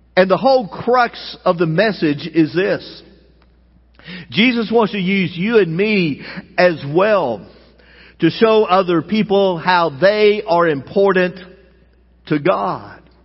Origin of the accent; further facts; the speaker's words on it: United States; as American citizens